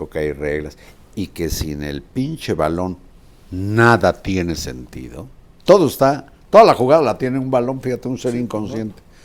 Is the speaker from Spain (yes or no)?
no; Mexico; era un orgullo, era como decir, yo soy mexicano y tengo buen metro.